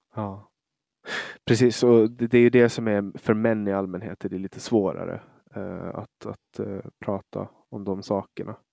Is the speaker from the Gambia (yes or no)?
no; Åland, Finland